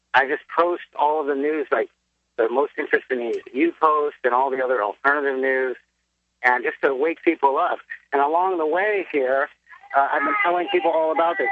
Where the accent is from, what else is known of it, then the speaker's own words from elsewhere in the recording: San Francisco, California, United States; moved away as an adult; also born or lived in Ukraine / Europe; I'm from San Francisco